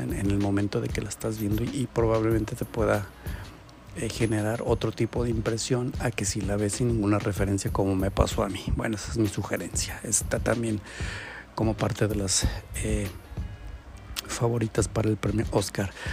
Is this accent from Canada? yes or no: no; Mexico; Nosotros como mexicanos